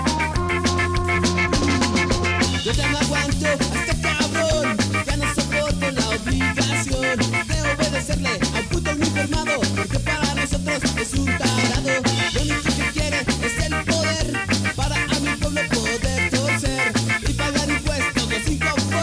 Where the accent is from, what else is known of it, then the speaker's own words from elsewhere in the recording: Canada; Growing up in Canada, I learned French